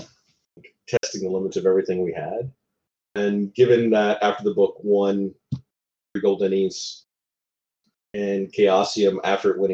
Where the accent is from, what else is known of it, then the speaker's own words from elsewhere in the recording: Alabama, United States; growing up in Alabama, we didn't have a lot of money